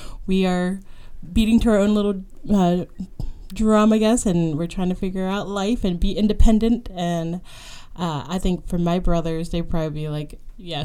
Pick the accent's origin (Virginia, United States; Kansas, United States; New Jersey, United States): Virginia, United States; Loudoun County, Northern; now in Richmond, United States; I grew up in Northern Virginia, in Loudoun County